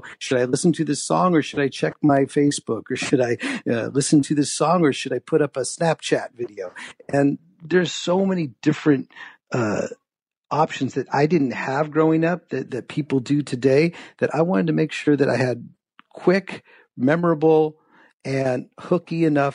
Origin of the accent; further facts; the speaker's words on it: San Francisco Bay Area, California, United States; I grew up in the Bay Area of San Francisco